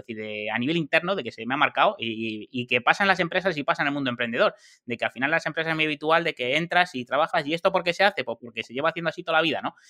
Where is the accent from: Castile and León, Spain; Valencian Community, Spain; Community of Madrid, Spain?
Community of Madrid, Spain; Madrid; also born or lived in Alcobendas; soy de Madrid, he vivido en Madrid toda mi vida